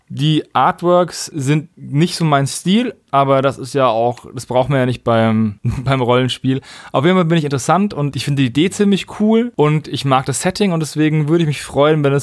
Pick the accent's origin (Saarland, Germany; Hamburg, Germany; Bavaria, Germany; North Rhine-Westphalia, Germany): Bavaria, Germany; Würzburg; von einem Typen aus meiner Heimatstadt, aus Würzburg gemacht wurde.